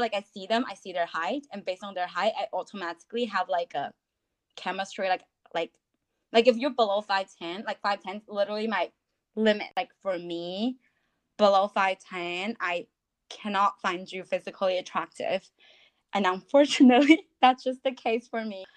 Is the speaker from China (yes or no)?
yes; China; moved away as an adult; also born or lived in United States / New York City; now in London, United Kingdom; I was born and raised in China